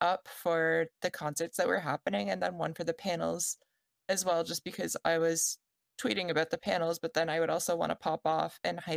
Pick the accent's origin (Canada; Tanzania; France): Canada; I'm Canadian